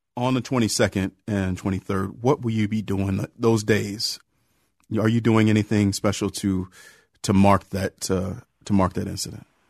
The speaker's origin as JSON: {"language": "English", "town": "Cleveland", "region": "Ohio", "country": "United States", "tie": "born or raised there", "said": "my hometown, Cleveland, Ohio"}